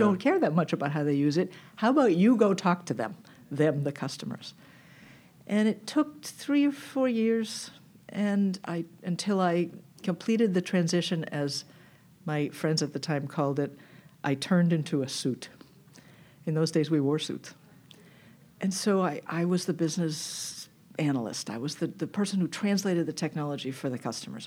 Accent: Newton, Massachusetts, United States; I grew up extremely far from here in Newton, Massachusetts

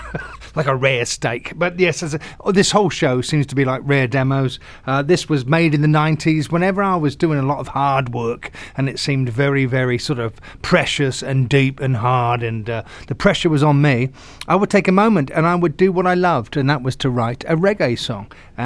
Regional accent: England, United Kingdom; now in United States; I grew up in England, and around the 70s, there was the wonderful bands

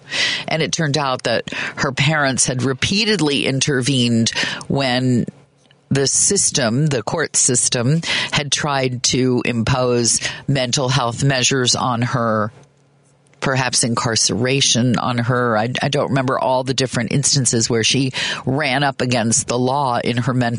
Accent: Midwest, United States; also born or lived in Kansas / Chicago; I, like you, am a Midwesterner, and I grew up in Kansas and Chicago

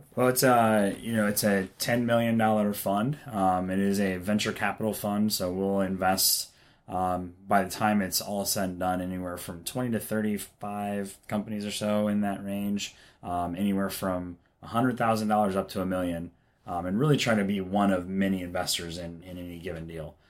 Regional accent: Omaha, Nebraska, United States; moved away as an adult; now in Kansas City, United States; I'm from Omaha originally

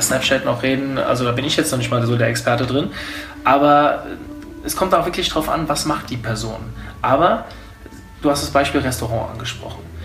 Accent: Hofheim am Taunus, Hesse, Germany; ich bin ja kein Wiesbadener, das habe ich ja eben schon gesagt. Ich komme eigentlich aus Hofheim

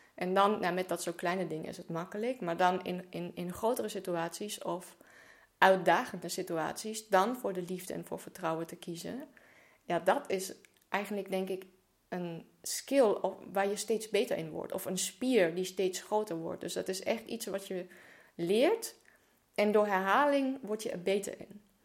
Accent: Germany; moved away; geboren en opgegroeid in Duitsland.

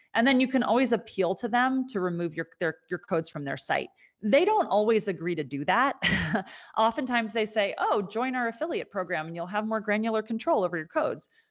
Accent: Annapolis, Maryland, United States; my hometown in Annapolis

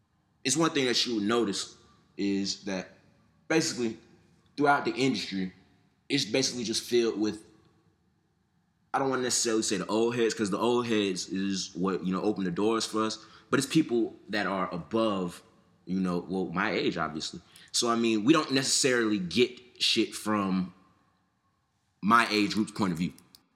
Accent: Atlanta, Georgia, United States; also born or lived in Ohio; I don't necessarily sound like an Atlanta nigga, I'm from Atlanta. I done been here since I was, what, about 4 or 5 years old

